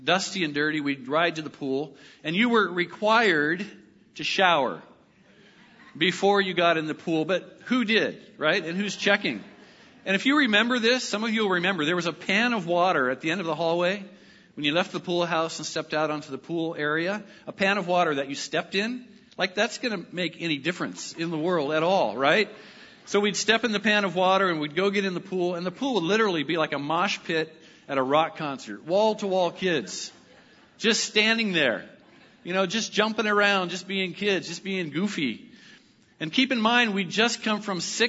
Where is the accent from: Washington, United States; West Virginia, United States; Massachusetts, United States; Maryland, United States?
Washington, United States; Lynden; growing up in Linden